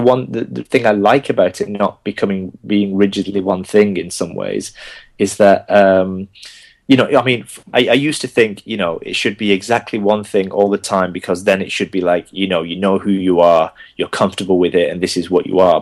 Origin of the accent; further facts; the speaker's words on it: Bolton, North West England, United Kingdom; accent: Bolton; first language Gujarati; English is a second language; now in London, United Kingdom; I was born in Bolton, and so my, my, you know my first language was uh, the Indian language of Gujarati